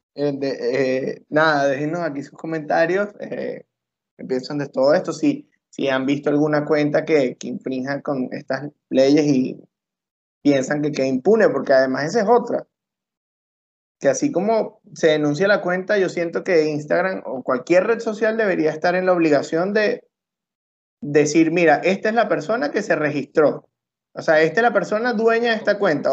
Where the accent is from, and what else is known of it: Venezuela